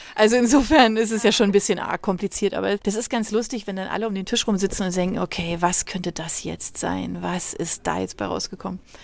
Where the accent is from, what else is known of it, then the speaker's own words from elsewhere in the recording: Germany; bei uns in Deutschland